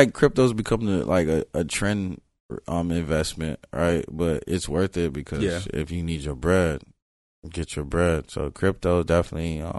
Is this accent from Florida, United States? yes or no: yes; Florida, United States; when I used to, say I was from Broward, it'd be like, you mean Miami, right? I was like, nah, I'm from Broward.